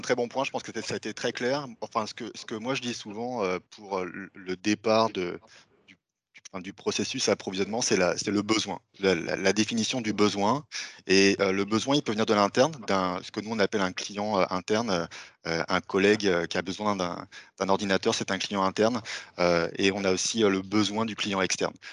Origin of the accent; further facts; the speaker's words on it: France; accent: French; moved away as an adult; now in Montreal, Canada; vous allez voir que j'ai un petit accent français. Ça fait maintenant dix ans que je vis à Montréal